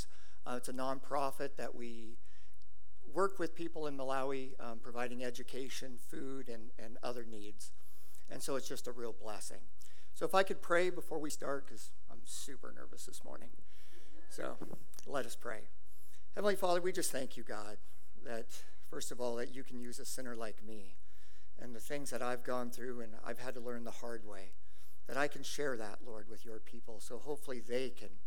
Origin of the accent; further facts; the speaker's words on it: Lynden, Washington, United States; I'm from Linden.